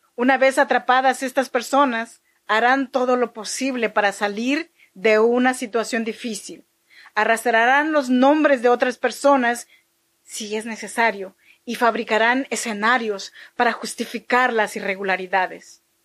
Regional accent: Chinantla region, Oaxaca, Mexico; yo soy mexicana oaxaqueña de la región chinanteca

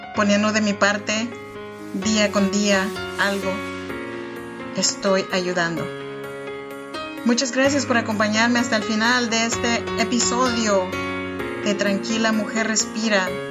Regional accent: Oaxaca, Mexico; moved away as an adult; now in Sacramento, United States; Yo soy oaxaqueña de un pueblito chinanteco, allá, en Oaxaca y vivo en Sacramento, California desde hace ya 13 años

